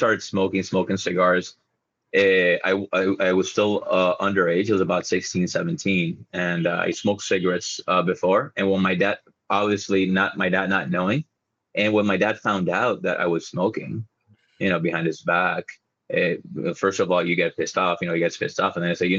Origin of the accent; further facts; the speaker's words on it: La Romana, Dominican Republic; La Romana, or my hometown